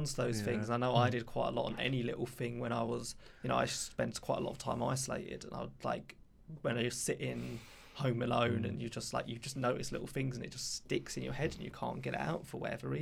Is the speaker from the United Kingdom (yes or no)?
yes; London, United Kingdom; I come from Southeast London